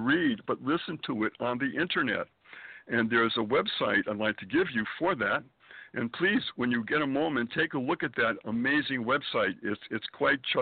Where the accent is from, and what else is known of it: Springfield, Massachusetts, United States; born or raised there; moved away as an adult; also born or lived in Boston, Massachusetts / Manhattan, New York; now in New York City, United States